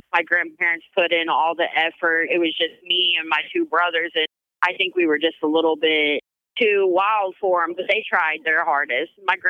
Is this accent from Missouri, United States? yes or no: yes; Springfield, Missouri, United States; Springfield, Missouri.